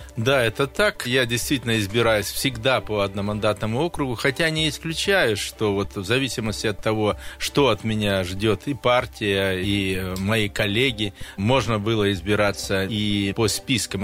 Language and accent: Russian; Ilansky District, Krasnoyarsk Krai, Russia; now in Krasnoyarsk, Russia; сельский мой округ, Иланский, откуда я родом